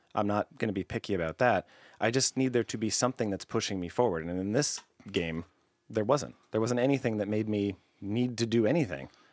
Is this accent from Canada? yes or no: yes; Canada; I'm Canadian